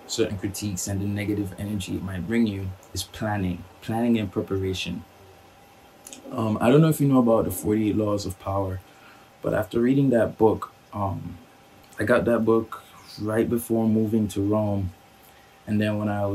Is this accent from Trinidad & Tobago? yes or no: yes; Trinidad & Tobago; We grew up together in Trinidad.